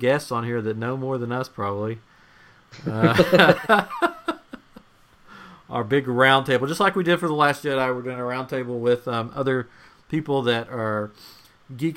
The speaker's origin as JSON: {"language": "English", "region": "Tennessee", "country": "United States", "said": "we're from Tennessee"}